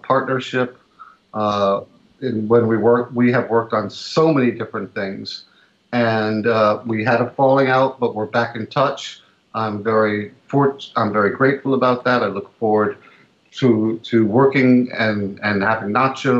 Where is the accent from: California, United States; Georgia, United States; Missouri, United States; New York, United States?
New York, United States; New York City; I was born in Greenwich Village in 1965.